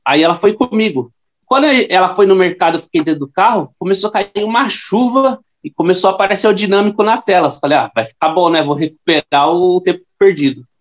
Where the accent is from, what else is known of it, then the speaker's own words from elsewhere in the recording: Carapicuíba, São Paulo, Brazil; eu corro com a 99 já faz três anos e meio e eu sou da cidade de Carapicuíba.